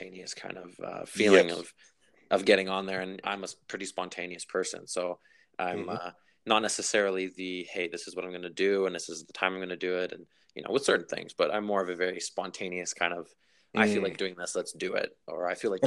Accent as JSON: {"language": "English", "town": "Vancouver", "region": "British Columbia", "country": "Canada", "tie": "born or raised there", "also_born_or_lived": "Victoria", "said": "I grew up here, so I was born in Vancouver"}